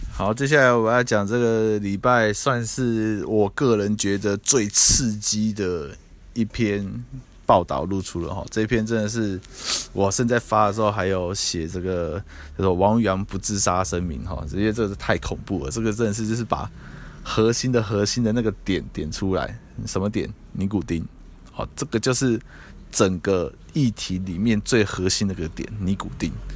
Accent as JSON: {"language": "Chinese", "country": "Taiwan", "said": "我们台湾是繁体中文"}